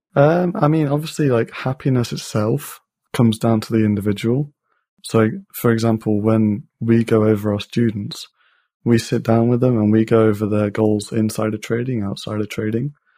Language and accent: English; Leicester, East Midlands, United Kingdom; I'm from Leicester in the U K